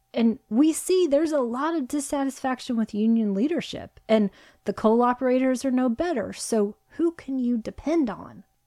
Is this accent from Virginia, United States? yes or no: yes; Virginia, United States; which is where both you and I are from. We're not from Central Park West or anything like that. Hard Scrabble, Oklahoma, and Virginia